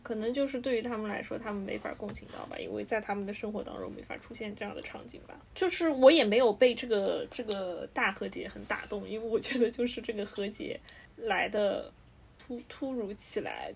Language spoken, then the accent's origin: Chinese; China; 对于我们亚洲人，对于我们中国人来说